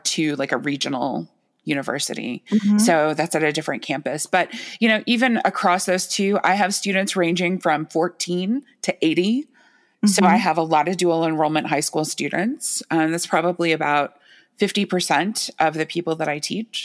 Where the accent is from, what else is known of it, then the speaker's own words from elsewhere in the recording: United States; I was born in the United States